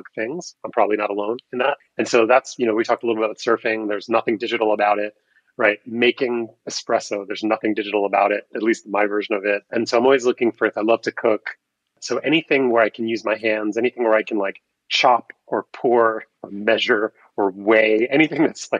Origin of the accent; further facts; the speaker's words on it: New York, United States; I grew up in New York in a very sort of New York-centric environment in childhood